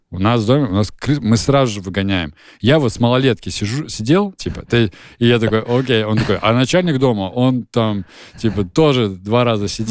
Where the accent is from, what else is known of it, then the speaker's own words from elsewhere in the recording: Nizhny Novgorod Oblast, Russia; где я живу, откуда я родом э, в Нижегородской области